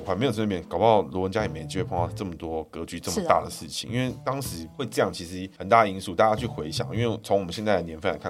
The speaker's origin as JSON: {"language": "Chinese", "country": "Taiwan", "said": "我们台湾人要开始成为台湾人"}